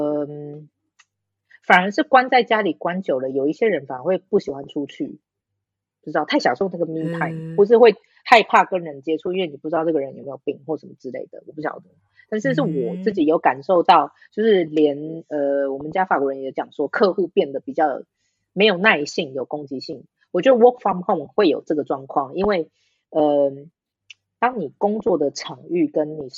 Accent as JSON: {"language": "Chinese", "country": "Taiwan", "moved": "yes", "lives_now": "France", "said": "我不是中国人，我是台湾人。"}